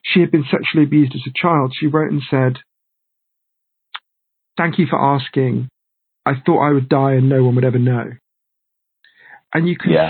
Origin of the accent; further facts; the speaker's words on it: United Kingdom; also born or lived in United States; I'm British, although I spend a lot of my time in the US